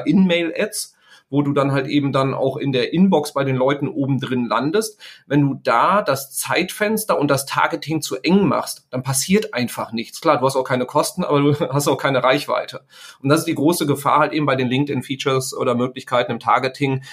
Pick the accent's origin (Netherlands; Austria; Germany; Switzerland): Germany; Sauerland, North Rhine-Westphalia; ich stamme aus dem Sauerland, da kommt der Bus halt irgendwie äh, dreimal am Tag